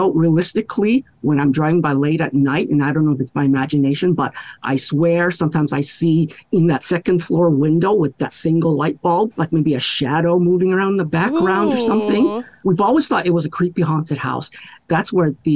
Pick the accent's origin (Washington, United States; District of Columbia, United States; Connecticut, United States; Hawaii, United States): Hawaii, United States; I grew up here in Hawaii and we learn these stories and they're passed down through us